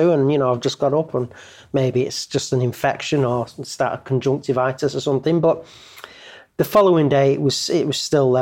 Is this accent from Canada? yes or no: no; Eccles, North West England, United Kingdom; I was born and raised in in Eccles, so a full, you know, Salford lad and Mancunian